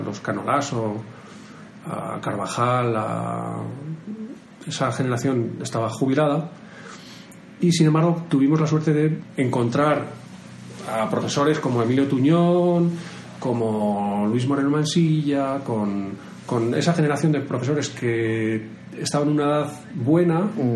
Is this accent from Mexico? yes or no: no; Madrid, Community of Madrid, Spain; Yo soy de Madrid.